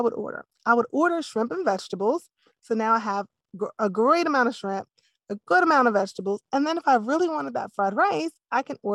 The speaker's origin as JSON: {"language": "English", "region": "East Coast", "country": "United States", "tie": "born or raised there", "said": "I grew up on the East Coast"}